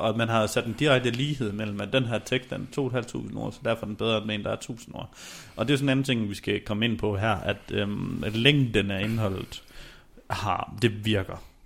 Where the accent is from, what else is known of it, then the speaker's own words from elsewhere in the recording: Denmark; vi som danskere